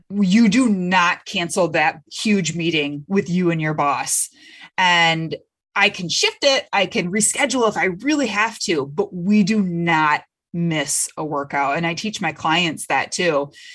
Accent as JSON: {"language": "English", "region": "Michigan", "country": "United States", "said": "I'm from Michigan"}